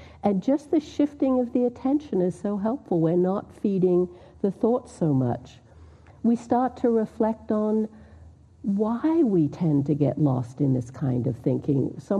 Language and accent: English; Australia; now in United States; moved here in 1988, so I've been here for a long time, but people still think I have an accent. I'm Australian. When I go to Australia, they think I'm American, because now I picked up somewhat this accent, but anyway, I do come from Australia.